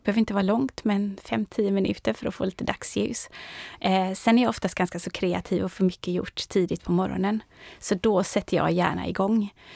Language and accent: Swedish; Orust, Västra Götaland, Sweden; moved away as an adult; now in Stockholm, Sweden; jag växte upp på Orust